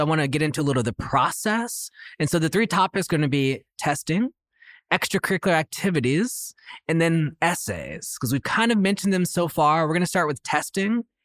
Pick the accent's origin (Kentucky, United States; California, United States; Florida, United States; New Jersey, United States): California, United States; Oakland; a school in my hometown of Oakland